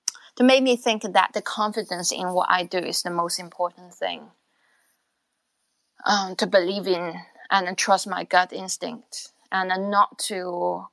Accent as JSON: {"language": "English", "country": "China", "tie": "born or raised there", "moved": "yes", "said": "born in China, and I grew up to a point when I was like a teenage, 13, 14"}